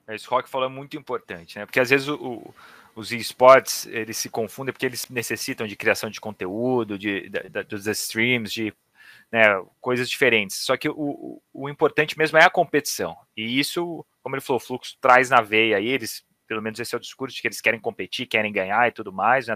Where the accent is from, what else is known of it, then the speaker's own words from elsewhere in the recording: Campinas, São Paulo, Brazil; now in São Paulo, Brazil; eu sou de Campinas, hoje eu moro em São Paulo